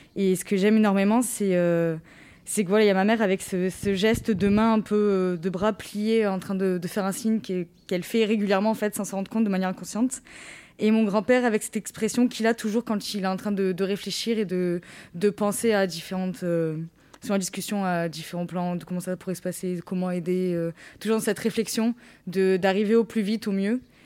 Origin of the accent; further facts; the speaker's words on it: Rognac, Provence-Alpes-Côte d'Azur, France; also born or lived in Marseille; quand je suis rentrée chez moi à Rognac